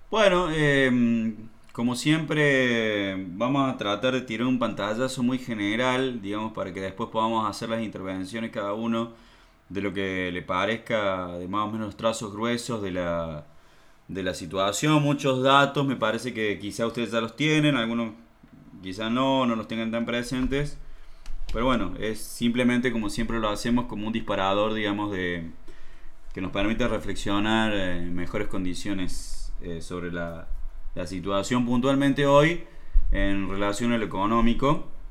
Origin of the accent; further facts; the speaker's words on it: Argentina; acá en la Argentina